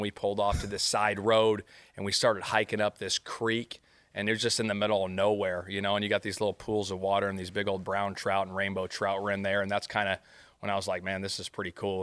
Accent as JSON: {"language": "English", "area": "outskirts of Sacramento", "region": "California", "country": "United States", "tie": "born or raised there", "moved": "as an adult", "lives_now": "Indianapolis, United States", "said": "I grew up on the outskirts of Sacramento, probably about forty-five minutes, um, I would say, east of Sac"}